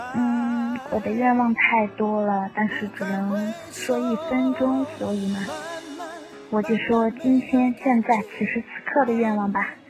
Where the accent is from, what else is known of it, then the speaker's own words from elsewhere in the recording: Chongqing, China; 我来自重庆